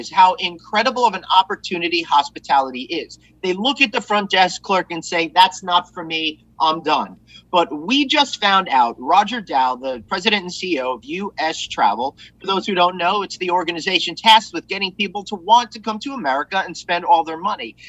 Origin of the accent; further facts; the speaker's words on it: Long Island, New York, United States; I grew up here on Long Island